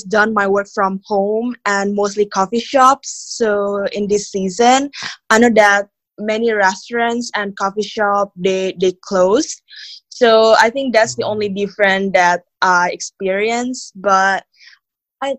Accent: Jakarta, Indonesia; moved away as an adult; now in Bali, Indonesia; I was born and raised in Jakarta. And like, I moved to Bali 2 years ago

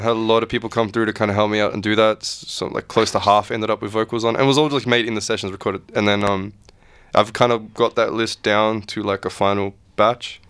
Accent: Australia; I was born here and I was raised here, but I was also raised with all these other traditions

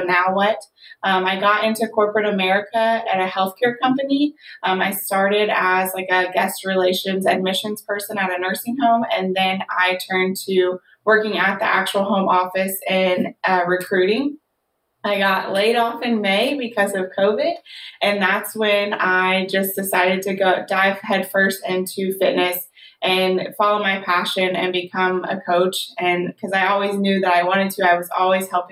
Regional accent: Louisville, Kentucky, United States; I grew up in Louisville, Kentucky

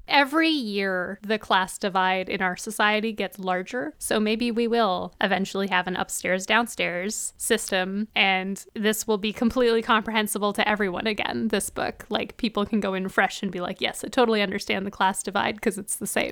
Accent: Canada; we're Canadian

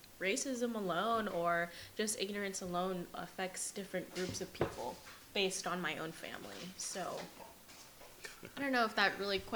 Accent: United States; growing up in America, I am a Filipino American, of course.

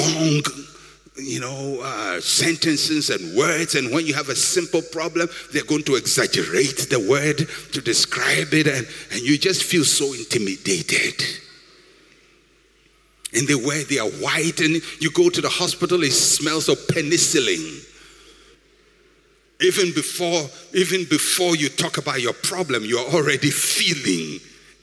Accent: Ghana; I'm a Ghanaian

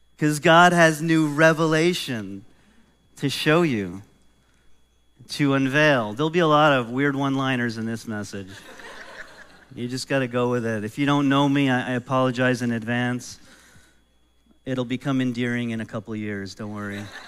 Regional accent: New York, United States; moved away; I grew up in New York and I grew up in a home where my mom didn't really love cats

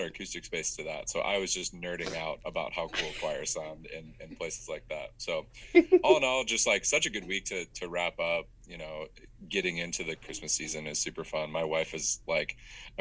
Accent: Manchester, Iowa, United States; now in Indianola, United States; I am also originally from Manchester, Iowa, which is like northeast Iowa, like small town, 5,000 people

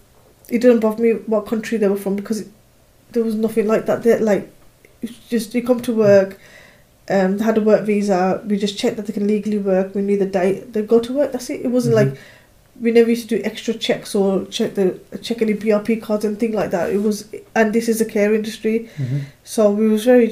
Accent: United Kingdom; as a British person

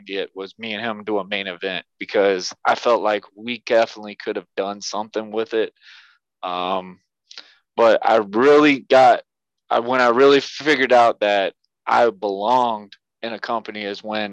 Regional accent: Yulee, Florida, United States; my hometown, Yulee, Florida

